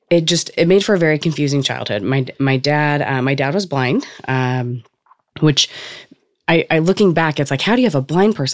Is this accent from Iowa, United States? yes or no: no; Cypress, California, United States; California, and we grew up in a trailer park